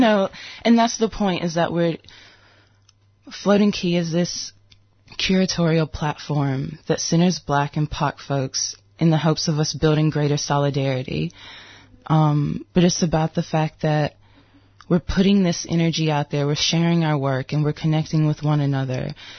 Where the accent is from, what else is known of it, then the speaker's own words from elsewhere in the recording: United States; also born or lived in Detroit, Michigan / Mississippi; Growing up in Detroit